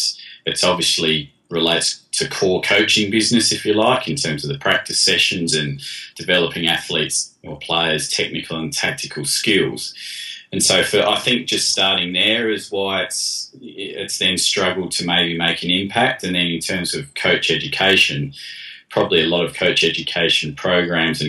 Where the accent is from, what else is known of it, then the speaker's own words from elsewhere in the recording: Adelaide, South Australia, Australia; moved away as an adult; now in England, United Kingdom; growing up in Adelaide in South Australia, so in the southern states